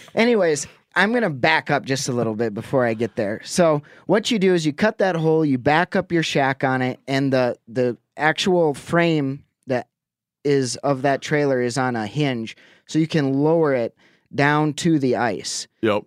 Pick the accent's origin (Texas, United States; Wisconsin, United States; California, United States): Wisconsin, United States; Lake Winnebago; moved away; Lake Winnebago. That's where I grew up in Wisconsin